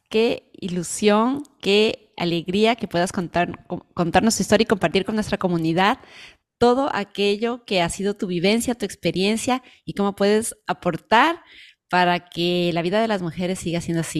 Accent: Ecuador; moved away; también emigramos de nuestros países, eh, ni de Venezuela, yo vengo de Ecuador, y sabemos lo que es empezar de cero en un país

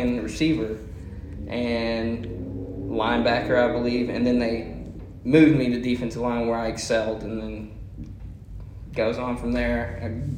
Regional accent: Spring Hill, Texas, United States; also born or lived in Bryan/College Station, Texas / White Oak, Texas; I was actually in Spring Hill since kindergarten till 8th grade. We moved from Bryan College Station area. That's where I was born.

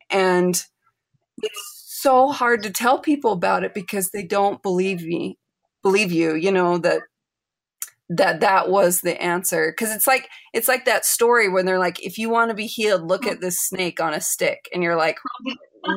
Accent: United States; moved away as an adult; also born or lived in Chile; I was raised in the United States

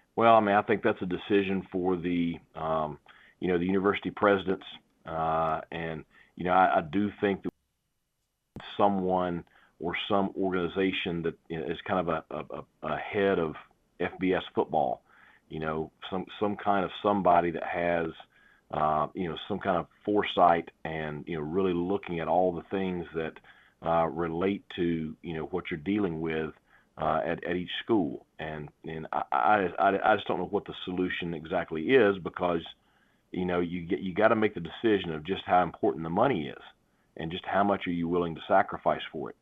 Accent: North Carolina, United States; here in my home state

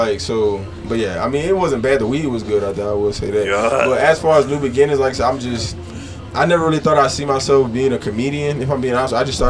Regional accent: Louisiana, United States; also born or lived in Tacoma, Washington; now in Houston, United States; I just recently moved to Houston, like literally about like a week ago. So, you know, like I said, I'm from Louisiana. I got family out here in Houston, so I'm like familiar with the area. But I just recently moved like back to the South. I was living in Washington State.

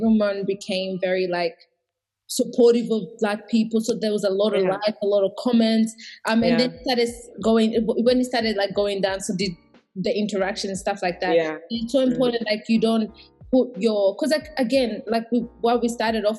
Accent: Australia; also born or lived in Burundi; I also identify as Australian and Burundian, because I did, like, majority of my growth has been here.

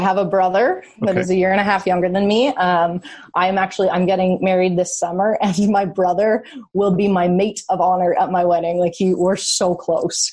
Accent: just outside of Toronto, Ontario, Canada; I grew up just outside of Toronto, so I grew up Canadian.

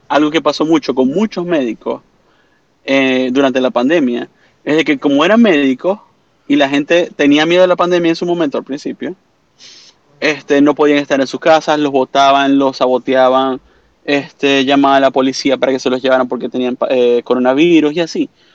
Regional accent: Venezuela; moved away as an adult; also born or lived in Canada; now in Orlando, United States; aquí en Estados Unidos, como todo venezolano, saliendo de Venezuela, fui a Canadá, regresé de Canadá a Estados Unidos y ahora me encuentro en mi paz y tranquilidad aquí en Orlando

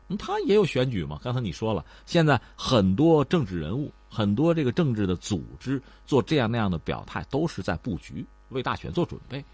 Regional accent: China; 我们中国人

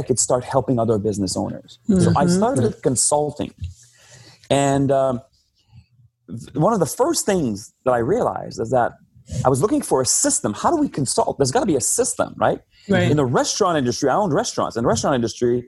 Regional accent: Northern Quebec, Canada; So I'm French Canadian, right? So I'm originally born and raised from Northern Quebec

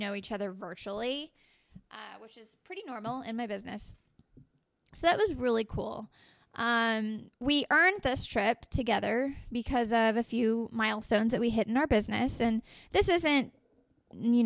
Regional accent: Dallas, Texas, United States; I'm from Dallas, Texas

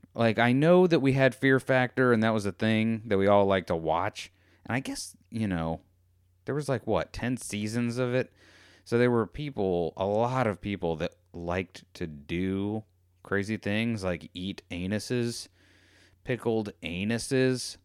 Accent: United States; I'm American

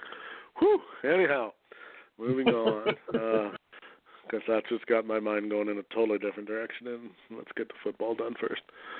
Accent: Canada; Oh, I'm a Canadian, I can't.

